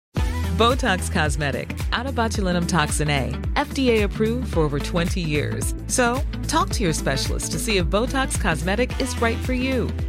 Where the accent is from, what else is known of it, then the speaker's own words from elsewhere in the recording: New Zealand; I'm a New Zealander